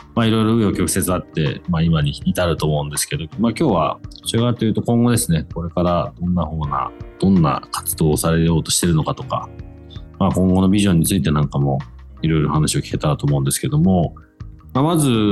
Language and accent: Japanese; United Kingdom; メインはずっとイギリスで育ってる